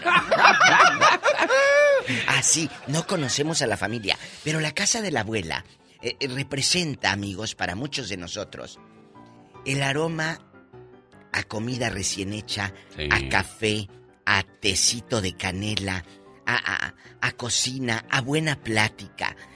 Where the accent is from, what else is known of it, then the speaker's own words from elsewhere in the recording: Matamoros, Tamaulipas, Mexico; ahí en mi tierra, en Matamoros